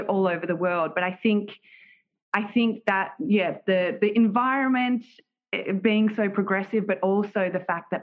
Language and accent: English; Melbourne, Victoria, Australia; moved away as an adult; now in United States; am from Melbourne, Australia